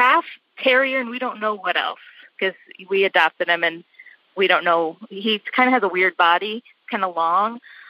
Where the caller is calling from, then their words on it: Chicago, Illinois, United States; I'm calling from Chicago, and I was calling to ask you about my dog that I adopted.